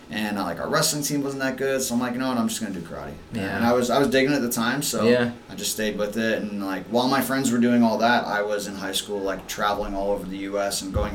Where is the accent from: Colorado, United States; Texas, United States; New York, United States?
New York, United States; New York City; born or raised there; moved away as an adult; also born or lived in New Hampshire; now in Rhode Island, United States